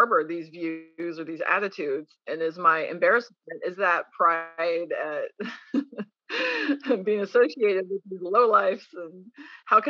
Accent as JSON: {"language": "English", "country": "United States", "tie": "born or raised there", "also_born_or_lived": "Arkansas / Texas", "moved": "as an adult", "said": "I grew up in Arkansas and Texas"}